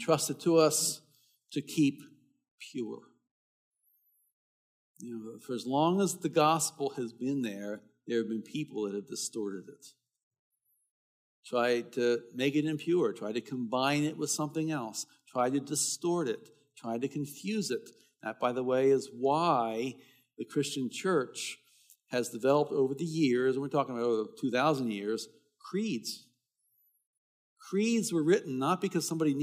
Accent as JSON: {"language": "English", "town": "Baltimore", "region": "Maryland", "country": "United States", "tie": "born or raised there", "said": "I was a teenager, growing up in Baltimore"}